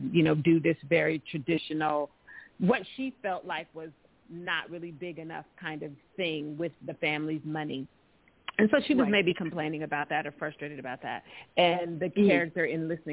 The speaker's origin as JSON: {"language": "English", "town": "Pasadena", "region": "California", "country": "United States", "said": "I'm from the hood. I'm from Pasadena. I'm from the neighborhood"}